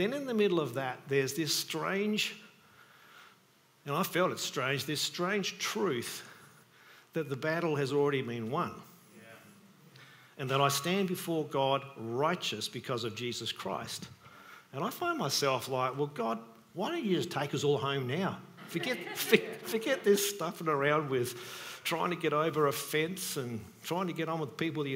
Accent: Australia; I was born in Australia

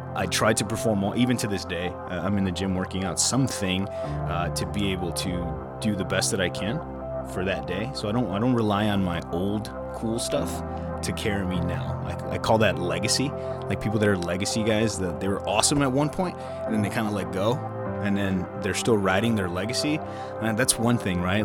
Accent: Chicago, Illinois, United States; I grew up in Pilsen

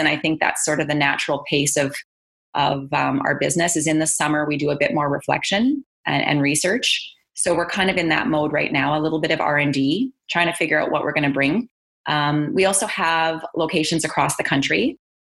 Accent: Calgary, Alberta, Canada; also born or lived in British Columbia; now in Edmonton, Canada; I was born in British Columbia and I grew up in Calgary in my teen years and went to high school and university in Calgary

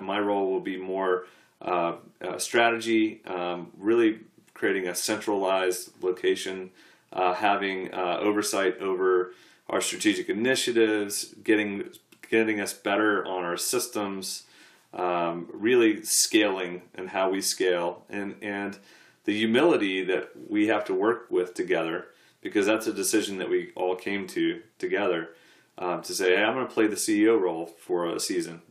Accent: United States; an American sportsman

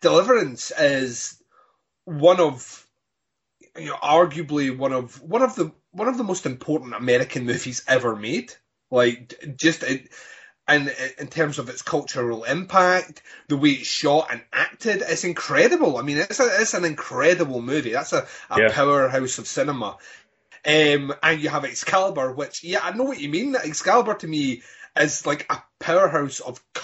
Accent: Scotland, United Kingdom

